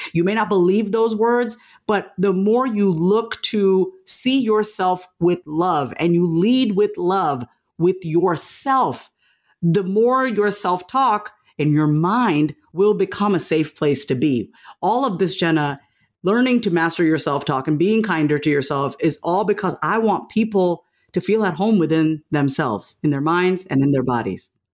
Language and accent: English; Long Island, New York, United States; I grew up on Long Island, New York.